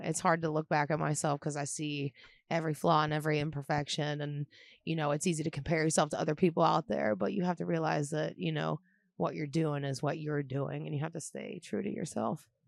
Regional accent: Pittsburgh, Pennsylvania, United States; I am from Pittsburgh, Pennsylvania, and I, um, I do stand-up comedy in Pittsburgh

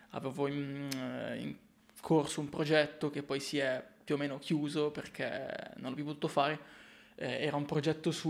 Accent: Milan, Lombardy, Italy; also born or lived in Corsico; posso dire di essere un fotografo milanese. Vivo a Corsico

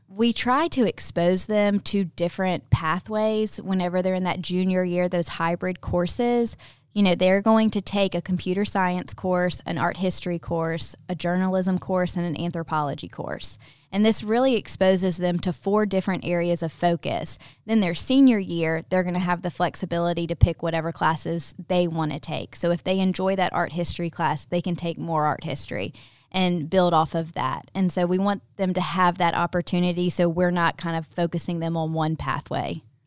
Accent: Ocean Springs, Mississippi, United States; moved away as an adult; now in Mobile, United States; I am originally from Ocean Springs, Mississippi, moved to Mobile about seven years ago with my husband, David

